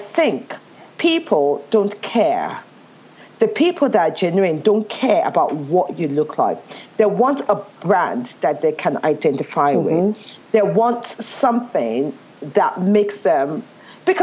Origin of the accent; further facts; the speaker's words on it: Nigeria; accent: Nigerian; moved away as an adult; also born or lived in England; now in United Kingdom; Nigerian woman growing up in Nigeria